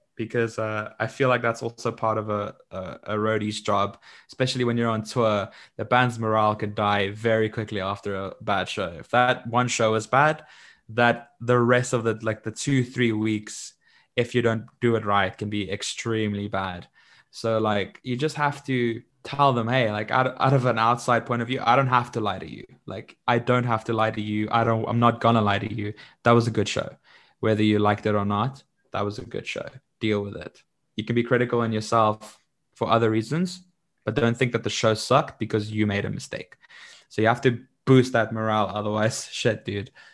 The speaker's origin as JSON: {"language": "English", "town": "Middelburg", "region": "Mpumalanga", "country": "South Africa", "said": "I come from Middelburg"}